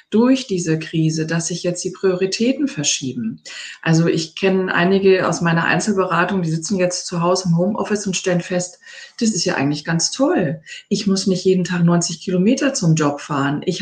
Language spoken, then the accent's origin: German; Hamburg, Germany; Ich komme auch vom Dorf, aber Hamburg ist natürlich meine Heimatstadt. Ich bin jahrelang dort gewesen